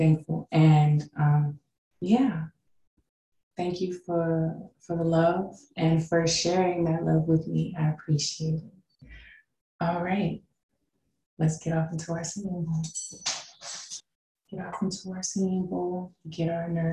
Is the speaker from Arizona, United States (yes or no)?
yes; Tucson, Arizona, United States; moved away as an adult; also born or lived in California / Kansas City, Missouri; now in San Antonio, United States; I lived there until I was about 10 or 11. And then my parents moved us to Tucson, Arizona.